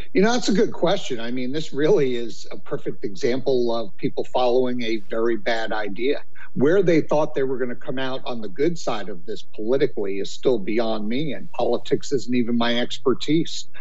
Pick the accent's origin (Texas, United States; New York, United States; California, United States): New York, United States; New York City; I'm a New Yorker